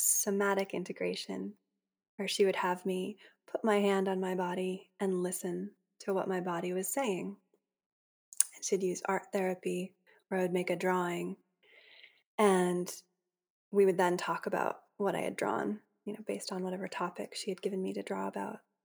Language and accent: English; Boston, Massachusetts, United States; also born or lived in Maine; I grew up in the Boston area